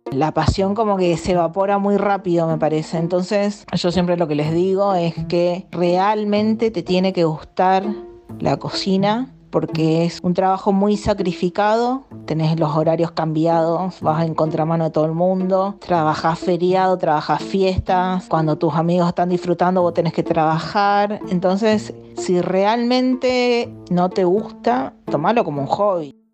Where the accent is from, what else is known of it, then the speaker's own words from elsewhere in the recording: Corrientes, Argentina; moved away as an adult; now in Buenos Aires, Argentina; Yo soy de Corrientes, eh, soy descendiente de japoneses, Sansei